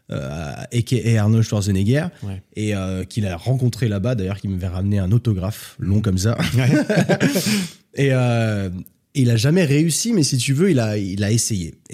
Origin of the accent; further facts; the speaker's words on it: Switzerland; moi je viens de Suisse, culture suisse